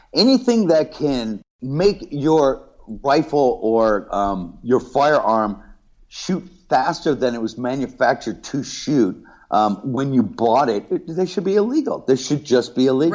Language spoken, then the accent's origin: English; Los Angeles, California, United States; also born or lived in Ireland; I grew up surfing in Southern California, in LA, in Orange County